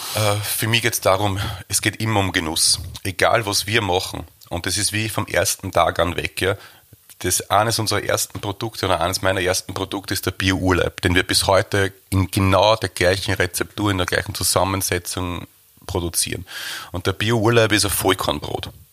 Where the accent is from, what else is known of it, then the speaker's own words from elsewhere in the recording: Waldviertel, Lower Austria, Austria; wir sind aus dem Waldviertel, die Bäckerei ist im Waldviertel